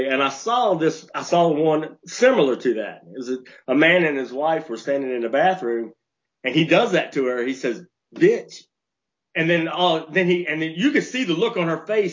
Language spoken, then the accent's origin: English; West Virginia, United States; moved away; I grew up in West Virginia.